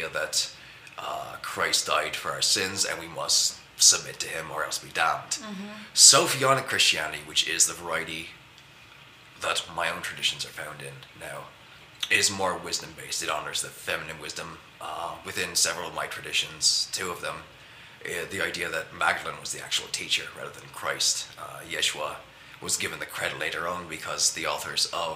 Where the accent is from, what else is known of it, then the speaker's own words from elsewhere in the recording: Belfast, Northern Ireland, United Kingdom; moved away; I was born in Belfast, Northern Ireland. I grew up in the Troubles